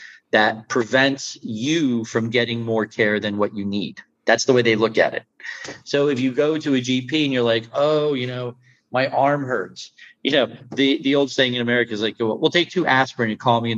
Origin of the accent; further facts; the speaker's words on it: United States; moved away as an adult; now in Netherlands; as an American